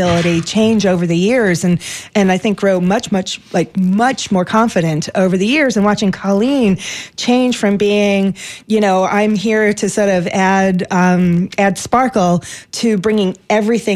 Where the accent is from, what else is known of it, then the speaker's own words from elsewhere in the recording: New York City, New York, United States; I grew up in New York City